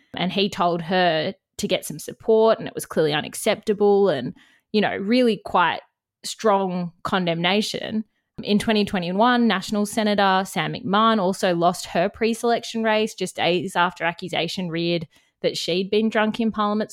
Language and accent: English; Canberra, Australian Capital Territory, Australia; now in Bundjalung Country, Australia; I'm from Canberra